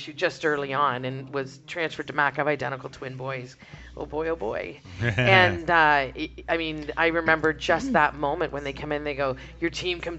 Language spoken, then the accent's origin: English; Winnipeg, Manitoba, Canada; moved away; also born or lived in Paris, Ontario; Like I'm from Saint Boniface.